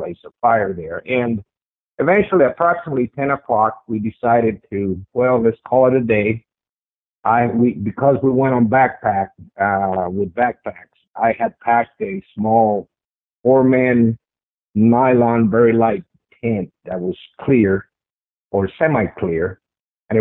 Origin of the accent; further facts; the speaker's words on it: Paterson, New Jersey, United States; moved away as an adult; also born or lived in California; Born and raised in Paterson, New Jersey